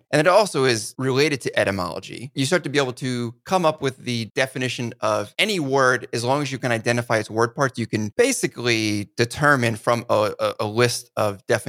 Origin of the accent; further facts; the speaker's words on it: Northeast, United States; And so I grew up in the Northeast in one of the original 13 colonies.